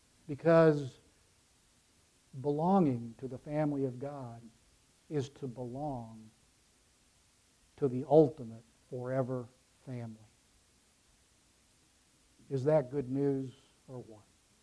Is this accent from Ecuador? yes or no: yes; Ecuador; moved away as an adult; now in United States; I grew up in Ecuador, the child of missionaries. I didn't come back to the United States until I was 18 years old.